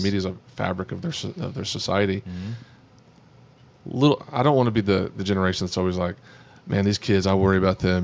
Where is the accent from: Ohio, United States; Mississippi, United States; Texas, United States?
Texas, United States; Amarillo; the thing about being from Texas, uh, you know I don't really have a Texas accent. Because I'm, from- I'm from Amarillo